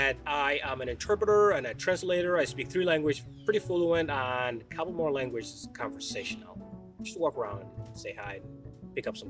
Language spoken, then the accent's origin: English; Somalia; English is a second language; now in Maine, United States; where I come from in Somalia. So I grew up in a completely war-torn